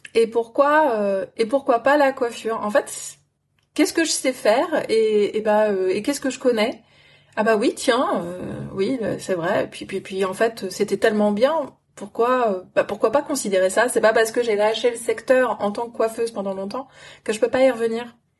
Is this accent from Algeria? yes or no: no; France; also born or lived in London / New Zealand; Je suis une Française en France